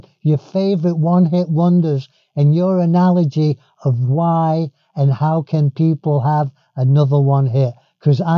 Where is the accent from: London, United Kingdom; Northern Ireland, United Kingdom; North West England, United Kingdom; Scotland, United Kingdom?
North West England, United Kingdom; Manchester; I'm a Mancunian. I'm a Manc.